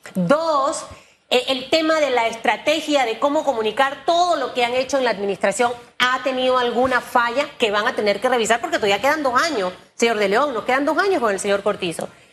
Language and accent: Spanish; Panama; yo como, como panameña